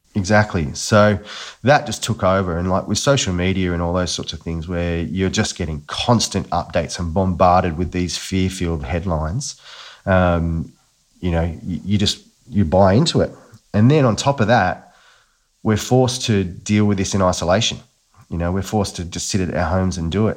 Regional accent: Newcastle, New South Wales, Australia; I grew up in Newcastle, uh, and quite an Aussie bloke, I would describe myself as

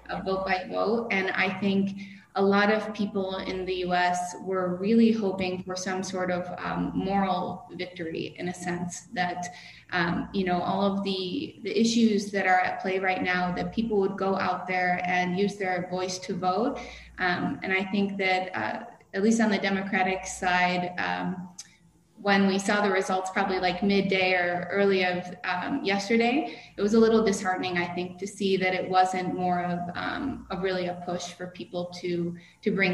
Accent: Buffalo, New York, United States; I originally was born and raised in Buffalo, New York

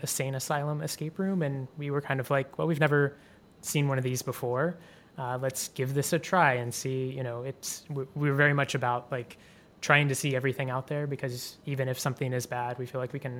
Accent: Orlando, Florida, United States; moved away as an adult; now in Los Angeles, United States; Well, I'm from Orlando originally. So I grew up in Orlando and then moved out here about 3 years ago.

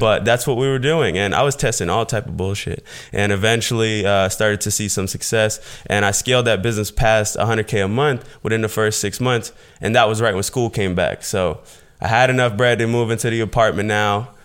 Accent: Fort Myers, Florida, United States; I was born in Fort Myers, Florida. It's a small town in Southwest Florida, um, pretty much just having a single mother situation

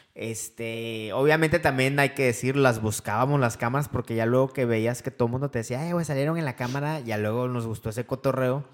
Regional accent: Veracruz, Mexico; now in Monterrey, Mexico; vivimos aquí en Monterrey. Eh, yo vengo de Veracruz

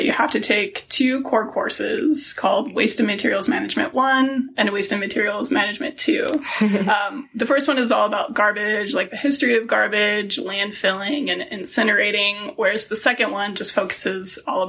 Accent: Buffalo, New York, United States; now in Salt Lake City, United States; And I'm not originally from Utah. I grew up outside of Buffalo, New York.

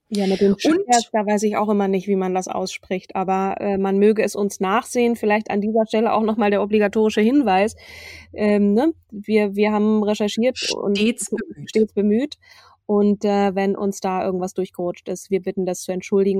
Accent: Schleswig-Holstein, Germany; in Schleswig-Holstein geboren, aber ich fühle mich als Schleswig-Holsteinerin.

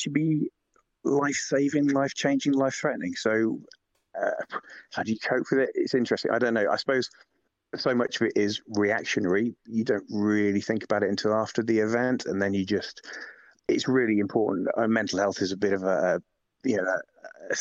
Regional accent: Lincoln, East Midlands, United Kingdom; now in London, United Kingdom; I come from Lincoln originally. I'm living down in London, Lincoln originally

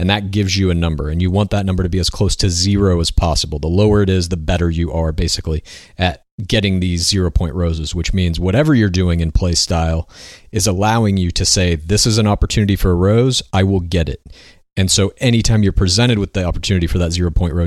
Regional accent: Dallas, Texas, United States; I myself am from Dallas

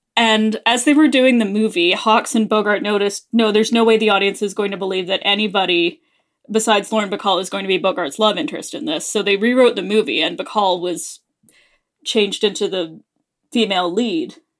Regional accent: Canada; we're Canadian

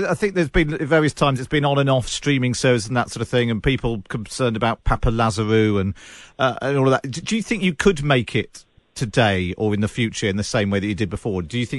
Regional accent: Somerset, South West England, United Kingdom; I grew up in Somerset

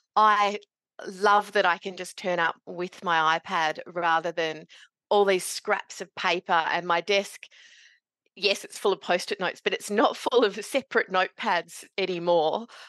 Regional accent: Meekatharra, Western Australia, Australia; also born or lived in Kalgoorlie, Australia; now in northeast Victoria, Australia; growing up in Meekatharra in central WA, and I did my university in Kalgoorlie

